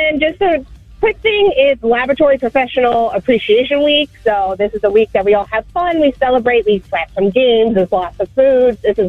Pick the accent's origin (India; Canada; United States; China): United States; Long Island, New York; moved away as an adult; now in Vermont, United States; I'm originally from Long Island. You know, we moved to Vermont a couple of years ago